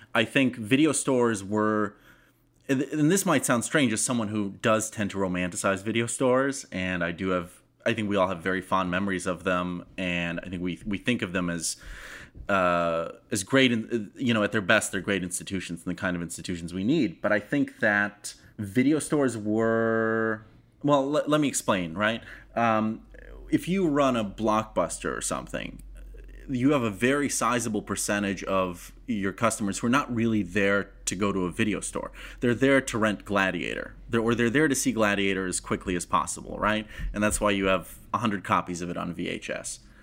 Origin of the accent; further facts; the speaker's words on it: Moscow, Russia; English is a second language; moved away; I'm a child of the former Soviet Union. I grew up in Moscow